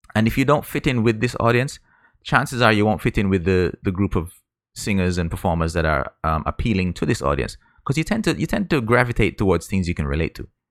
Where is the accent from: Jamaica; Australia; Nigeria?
Jamaica; I grew up in Jamaica